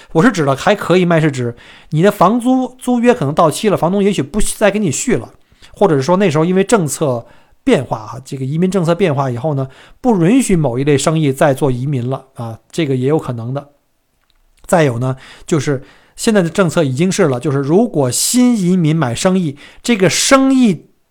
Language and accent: Chinese; China; now in Melbourne, Australia; 这个不光是我们中国人啊